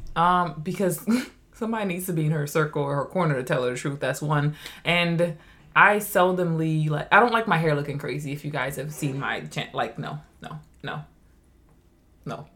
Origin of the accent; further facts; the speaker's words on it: Trinidad & Tobago; I am from Trinidad. I grew up very humble, didn't have a lot.